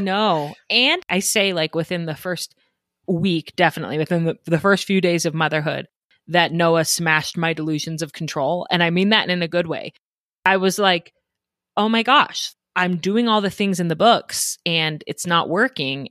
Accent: Denver, Colorado, United States; moved away as an adult; now in Idaho, United States; I grew up in Denver, so very different, big city with lots of suburbs. I grew up in the suburbs of Denver

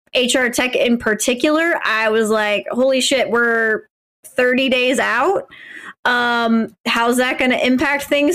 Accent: Midwest, United States; as a, as a white Midwesterner

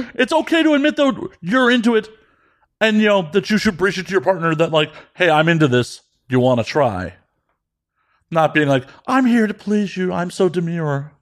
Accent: Midwest, United States; I grew up in the Midwest in the nineties.

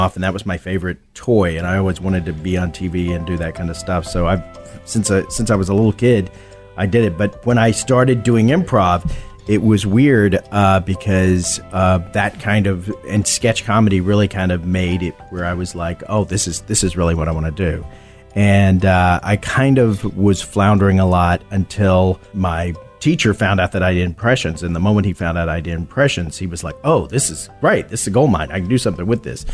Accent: Texas, United States; I'm from Texas

